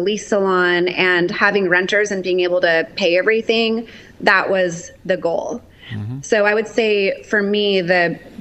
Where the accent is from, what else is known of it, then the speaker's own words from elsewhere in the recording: Tri-Cities, Washington, United States; I'm from Tri-Cities, Washington. This is like small town